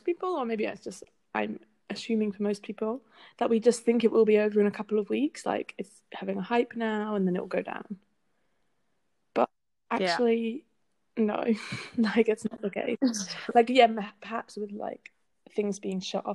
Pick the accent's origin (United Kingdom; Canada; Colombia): United Kingdom; England; now in Netherlands; I'm originally from England, but I'm living in the Netherlands.